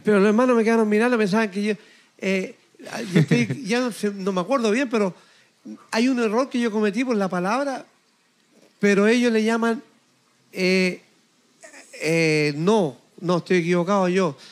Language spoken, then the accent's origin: Spanish; Chile; now in Canada; mi tierra en Chile.